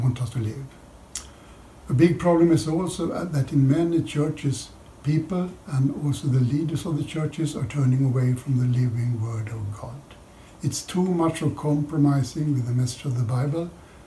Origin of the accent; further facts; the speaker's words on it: Sweden; from Sweden